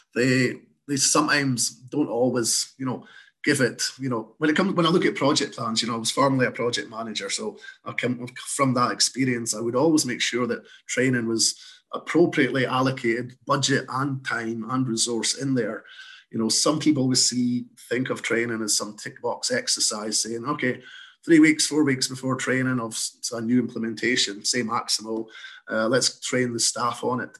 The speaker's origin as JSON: {"language": "English", "region": "Scotland", "country": "United Kingdom", "moved": "as an adult", "lives_now": "Canada", "said": "I've got a slight accent. So, uh, I'm originally from Scotland, moved across to Canada in 2013 to set up Electra here."}